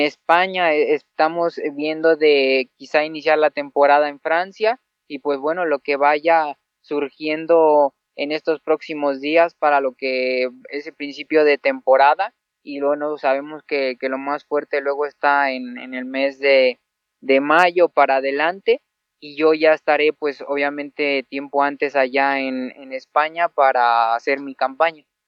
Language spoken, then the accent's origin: Spanish; Mexico; aquí en mi, en mi tierra